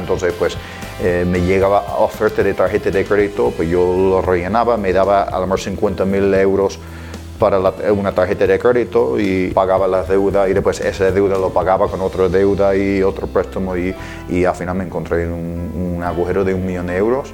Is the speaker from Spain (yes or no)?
no; New York, United States; moved away; Yo nací en Nueva York.